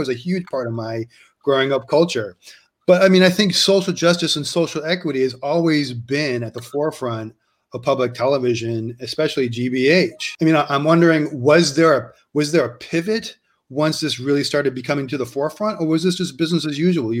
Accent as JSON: {"language": "English", "town": "Boston", "region": "Massachusetts", "country": "United States", "tie": "born or raised there", "said": "I grew up in Boston."}